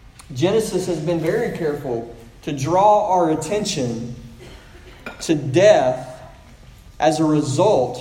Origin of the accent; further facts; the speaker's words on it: Pearl, Mississippi, United States; I'm from Pearl, Mississippi